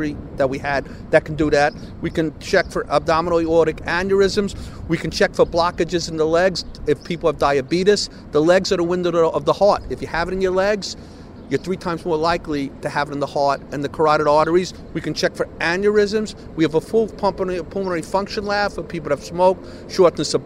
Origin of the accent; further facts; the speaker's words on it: New York City, New York, United States; I grew up in East New York and then Canarsie